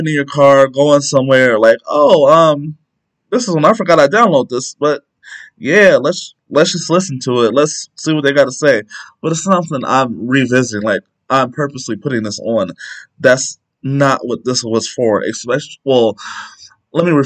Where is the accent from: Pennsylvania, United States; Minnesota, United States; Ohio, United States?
Ohio, United States; Canton; I'm from Canton, Ohio